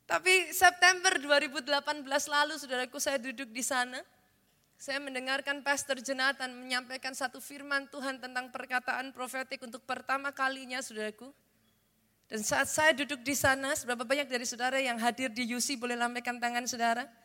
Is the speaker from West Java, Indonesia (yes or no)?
no; Surakarta, Central Java, Indonesia; I was born in this city, saya lahir di kota ini. Secara jasmani, saudaraku, saya wong Solo